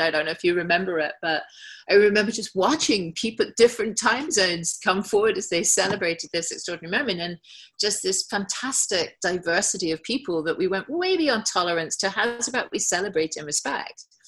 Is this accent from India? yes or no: no; England, United Kingdom; as an English person.